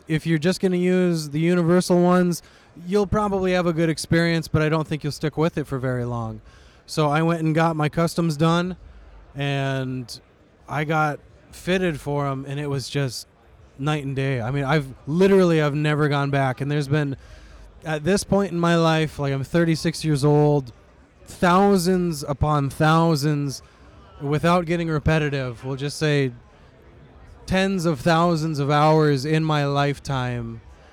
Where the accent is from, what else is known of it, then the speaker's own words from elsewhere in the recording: Montana, United States; I grew up in Montana